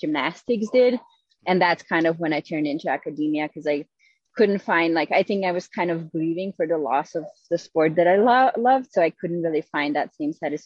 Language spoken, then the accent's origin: English; Slovenia; moved away; I grew up in Slovenia and I started gymnastics when I was, I think, 5 years old